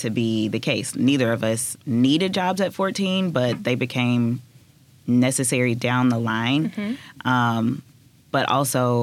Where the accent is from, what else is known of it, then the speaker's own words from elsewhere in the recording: West Memphis, Arkansas, United States; I'm from West Memphis